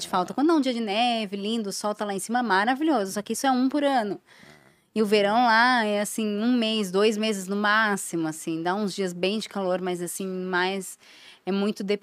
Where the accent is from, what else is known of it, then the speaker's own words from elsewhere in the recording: Brazil; moved away; also born or lived in Germany; como brasileira